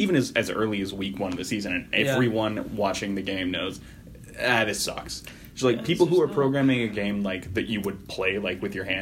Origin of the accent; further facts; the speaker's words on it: New Jersey, United States; also born or lived in Philadelphia; I'm from Philly. I'm from South Jersey